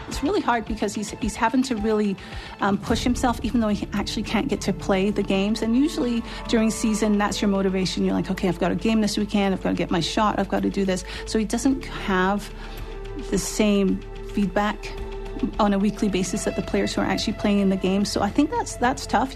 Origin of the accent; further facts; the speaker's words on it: Glasgow, Scotland, United Kingdom; also born or lived in London; I was born in London. But a few months later, we moved up to Glasgow, to Scotland. And that's where I actually grew up